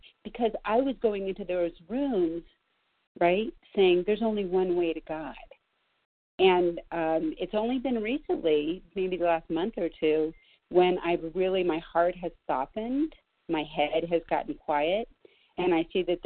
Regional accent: Los Angeles, California, United States; I grew up in Los Angeles

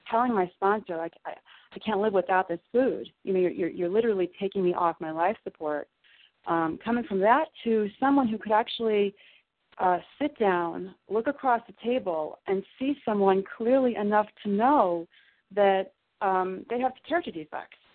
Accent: Southern Illinois, United States; I grew up in Southern Illinois

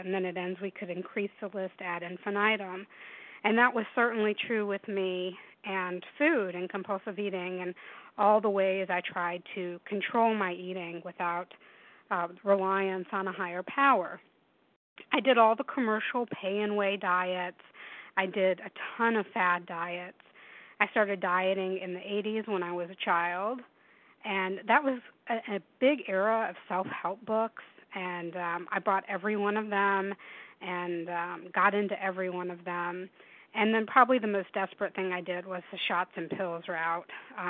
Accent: the South, United States; I grew up in the South in warm weather, and I am terrified of snow and ice.

